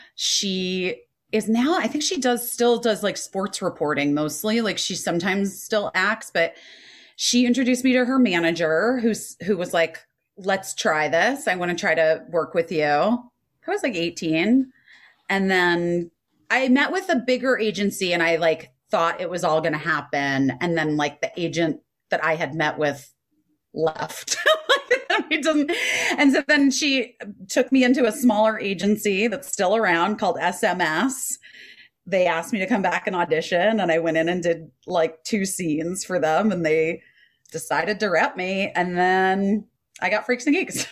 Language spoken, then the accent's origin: English; Scottsdale, Arizona, United States; because I grew up in Arizona and Scottsdale